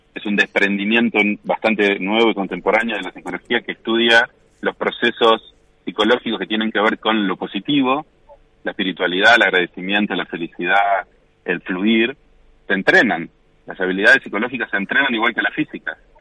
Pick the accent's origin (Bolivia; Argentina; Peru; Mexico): Argentina; Coronel Dorrego, Buenos Aires Province; moved away; also born or lived in La Plata; yo vivía en La Plata hasta los 36, 37 años y después me volví a Coronel Dorrego, que es mi pueblo, donde, me, donde nací